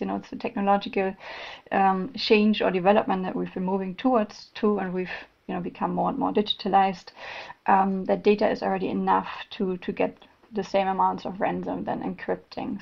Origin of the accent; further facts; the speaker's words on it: Germany; accent: German; English is a second language; now in Malmö, Sweden; I'm originally from Germany, if someone noticed my German accent, but based in Malmö, Sweden